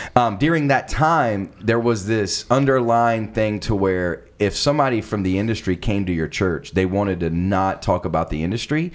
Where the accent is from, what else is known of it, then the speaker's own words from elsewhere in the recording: South Carolina, United States; moved away as an adult; now in Los Angeles, United States; I'm actually from South Carolina.